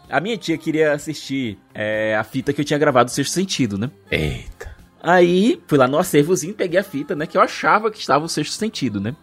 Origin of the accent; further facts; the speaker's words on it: Fortaleza, Ceará, Brazil; Eu saí do Hospital Luiz de França, que era um hospital, um, hospital, um grande hospital infantil que tem aqui em Fortaleza